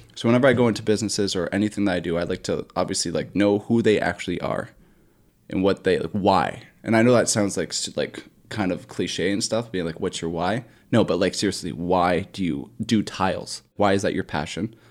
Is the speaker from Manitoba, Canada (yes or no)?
no; Bolton, Ontario, Canada; my hometown of Bolton, Ontario